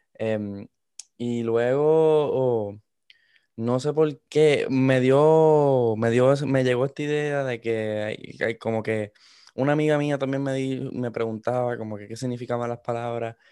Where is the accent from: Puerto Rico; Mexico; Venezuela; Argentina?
Puerto Rico; moved away; also born or lived in Miami, United States; yo soy de Puerto Rico. Eh, me, crié mitad de mi vida en Puerto Rico, después pasé a los Estados Unidos, a, Miami.